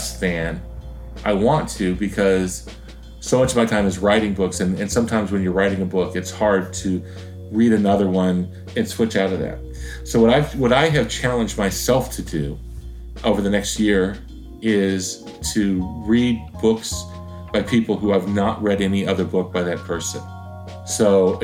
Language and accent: English; Florida, United States; this is my home state. I am a public school kid